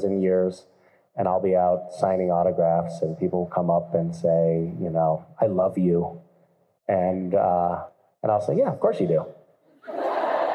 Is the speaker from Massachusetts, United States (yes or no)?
yes; Greenfield, Massachusetts, United States; my hometown of Greenfield, Massachusetts